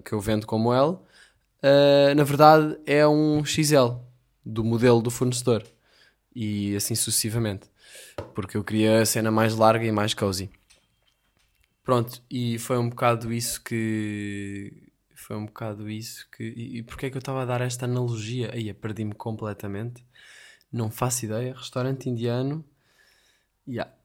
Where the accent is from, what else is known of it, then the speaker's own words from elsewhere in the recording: Portugal; continuo aqui pelo, pelos Algarves, como um bom português